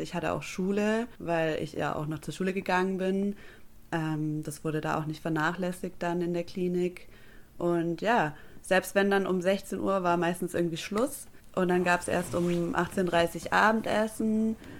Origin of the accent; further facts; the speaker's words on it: Stuttgart, Baden-Württemberg, Germany; moved away as an adult; now in Bremerhaven, Germany; ich bin Stuttgarterin. Das werde ich auch für immer bleiben